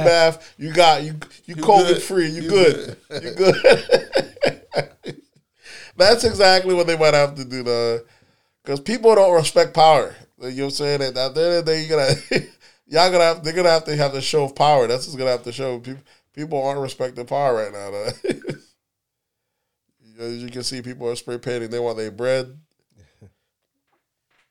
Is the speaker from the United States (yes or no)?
yes; the South, United States; We're from the South